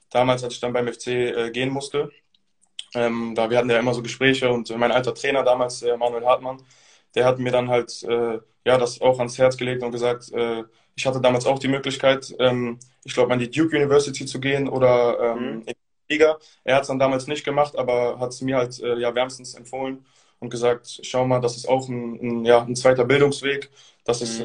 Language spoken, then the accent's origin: German; Bonn, North Rhine-Westphalia, Germany; Also ich komme ja auch aus Bonn, beziehungsweise mhm. wohne hier eigentlich aus Berlin.